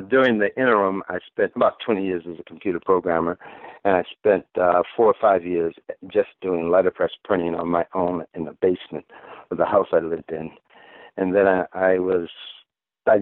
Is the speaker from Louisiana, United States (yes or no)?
yes; Grambling, Louisiana, United States; also born or lived in Lafayette, Louisiana / Michigan / Chicago / Wisconsin; now in Detroit, United States; I was born in Lafayette, Louisiana, but I was raised in Grambling, Louisiana. However, I spent 6 years of my life in Michigan at various times.